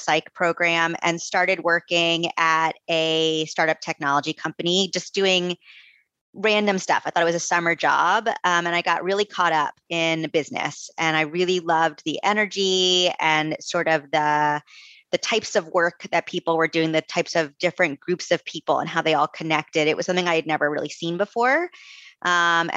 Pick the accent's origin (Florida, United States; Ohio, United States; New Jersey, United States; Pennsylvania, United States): Florida, United States; Coral Springs; moved away as an adult; also born or lived in Gainesville, Florida; now in Vermont, United States; I'm from South Florida originally. So I was born and raised in Florida. I'm from Coral Springs